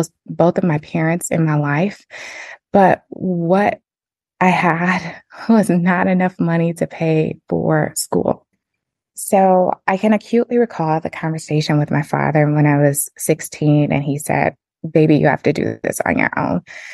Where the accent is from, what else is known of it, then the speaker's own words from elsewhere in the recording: Flint, Michigan, United States; I'm originally from Flint, Michigan